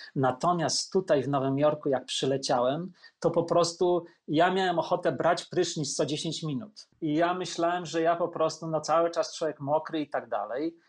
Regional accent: Poland; moved away as an adult; also born or lived in Rome, Italy; now in New York, United States; ja z Polski wyjechałem po prostu do Włoch do Rzymu

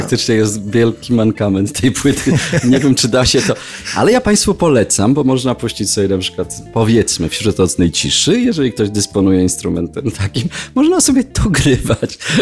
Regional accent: Jelenia Góra, Lower Silesian Voivodeship, Poland; z którym się znam od siódmego roku życia z Jeleniej Góry, naszej rodzinnej

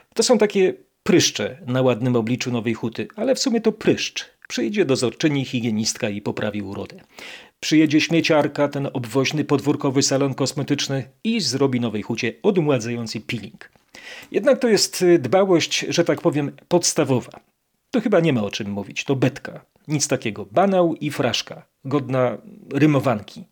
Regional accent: Kraków, Lesser Poland, Poland; born or raised there

